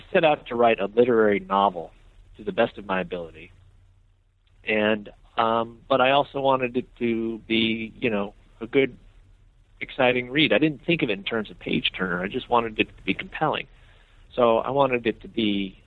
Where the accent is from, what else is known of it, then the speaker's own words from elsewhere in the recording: Iowa City, Iowa, United States; now in Memphis, United States; I'm from Iowa. I'm from Iowa City, Iowa, up north